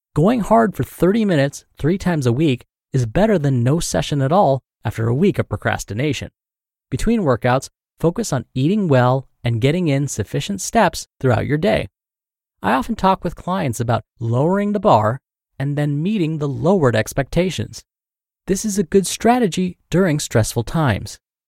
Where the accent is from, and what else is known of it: Louisiana, United States; now in New Jersey, United States